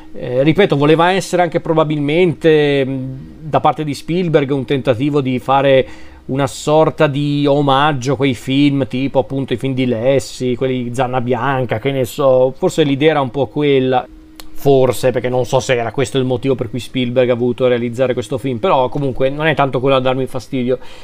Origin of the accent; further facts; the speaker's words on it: Lombardy, Italy; sono lombardo